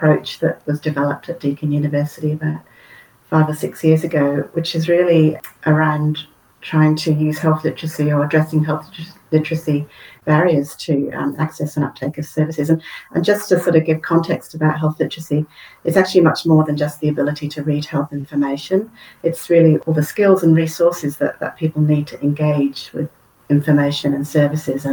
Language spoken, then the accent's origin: English; United Kingdom; now in Australia; Originally from the UK. I've been over here for quite a few years now, but I do tend to go back quite a lot, so that's maybe why I've still got the accent.